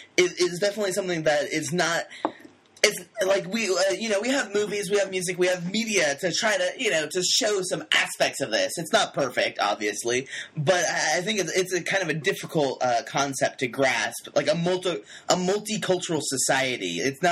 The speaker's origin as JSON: {"language": "English", "country": "United States", "said": "if they were to ask me where I'm from, America suffices, sort of, but, like, you know, they'd also, it wouldn't be wrong for me to answer, like, Romania or France"}